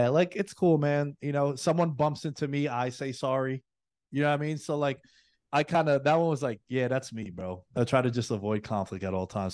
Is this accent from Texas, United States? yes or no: no; New York City, New York, United States; moved away; girls that I grew up with back in New York City